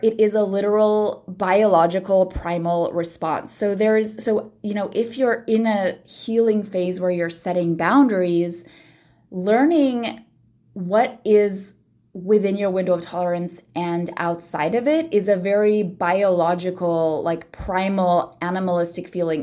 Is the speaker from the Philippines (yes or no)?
yes; Philippines; I am born and raised in the Philippines, very family-centric, uh, culture